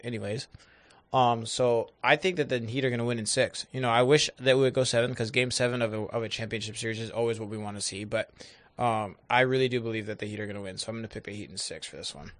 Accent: Northwest, United States; I'm from the Northwest and we live in a pocket

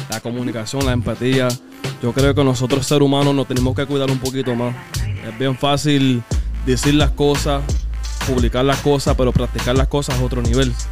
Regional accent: Lawrence, Massachusetts, United States; nací en Lawrence, Massachusetts.

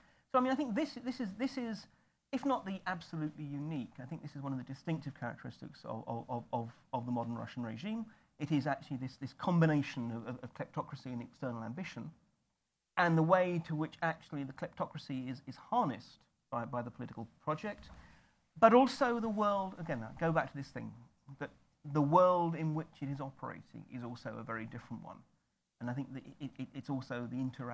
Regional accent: United Kingdom; I say this as a Brit

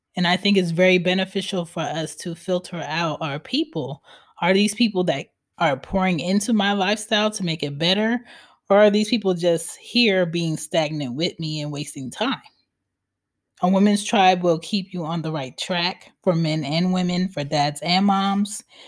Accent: Philadelphia, Pennsylvania, United States; I'm from Philly

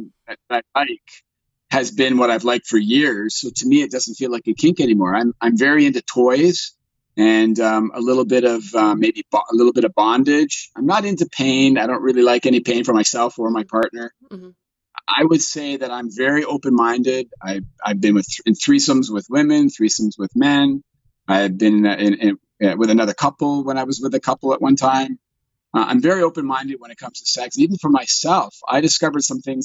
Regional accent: Canada; I'm a Caucasian, born and raised in Canada. I live in Toronto

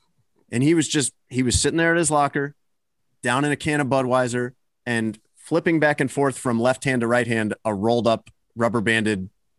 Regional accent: Chicago, Illinois, United States; moved away as an adult; also born or lived in Miami; I grew up in Chicago.

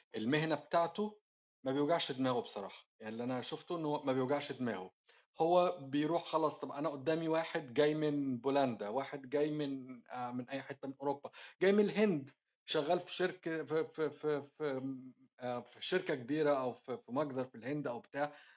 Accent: Egypt; now in Australia; عندنا في مصر

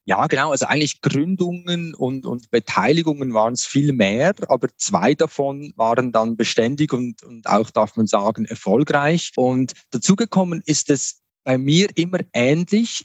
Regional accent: Switzerland; Ich bin hier in der Region Basel aufgewachsen

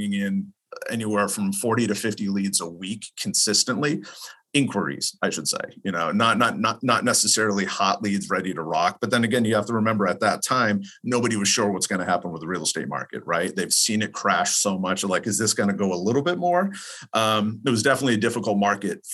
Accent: East Coast, United States; now in California, United States; I'm from the East Coast, live in California

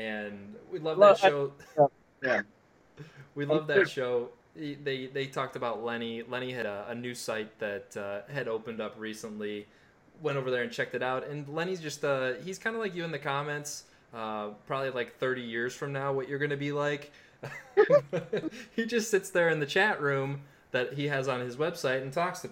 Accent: north of Chicago, Illinois, United States; I grew up north of Chicago

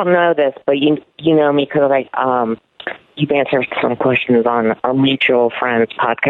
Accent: Delaware, United States; now in Texas, United States; I grew up in Delaware. The irony is I am living in Texas

